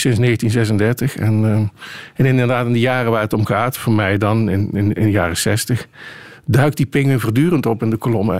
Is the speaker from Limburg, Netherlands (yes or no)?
yes; Dutch Limburg, Netherlands; ik kom uit Nederlands Limburg. En daar hadden we op de katholieke basisschool